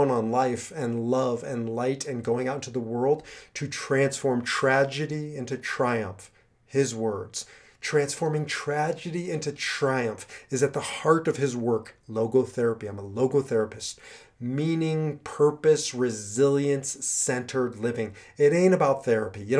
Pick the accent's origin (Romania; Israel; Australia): Israel; also born or lived in United States; particularly me as an Israeli and as an American and as a Jew and as a rabbi and as a teacher in light of what happened in Israel.